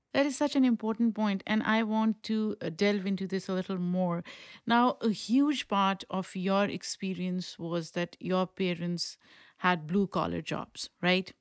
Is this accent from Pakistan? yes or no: yes; Pakistan; moved away; I grew up in Pakistan